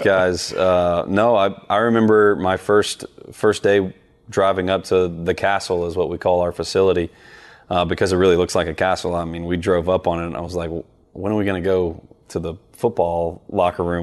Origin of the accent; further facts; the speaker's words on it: the South, United States; growing up in the South